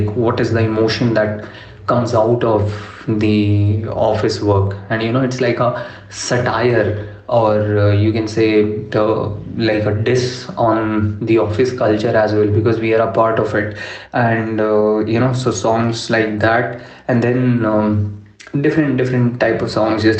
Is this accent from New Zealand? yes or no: no; Delhi, India; English is a second language; now in Bangalore, India; I'm from Delhi